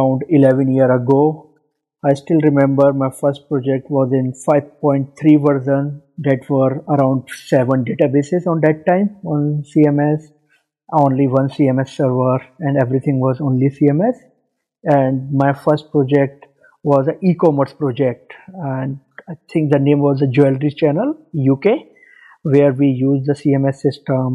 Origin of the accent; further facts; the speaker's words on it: India; moved away as an adult; now in Dubai, United Arab Emirates; I'm from India, but currently living in Dubai, UAE, from last 5 years